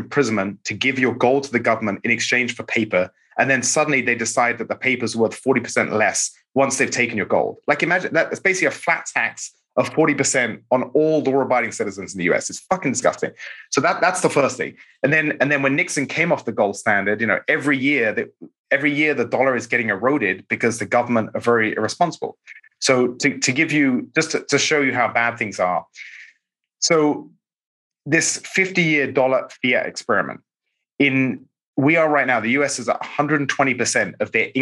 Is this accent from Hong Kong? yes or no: no; England, United Kingdom; now in United States; I'm an immigrant from England